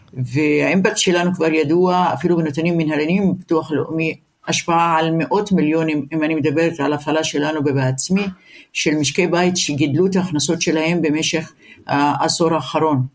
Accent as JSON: {"language": "Hebrew", "country": "Israel", "tie": "born or raised there", "said": "כחברה ערבית אין לנו ארץ אחרת. נולדנו כאן, נשאר כאן, נחיה כאן"}